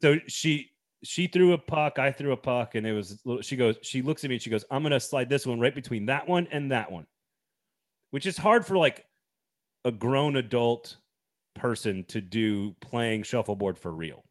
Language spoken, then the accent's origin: English; Texas, United States; moved away; I lived in Texas, growing up in Texas